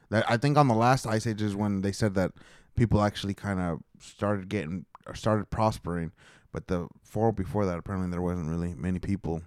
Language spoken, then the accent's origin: English; Oklahoma, United States; I am from Oklahoma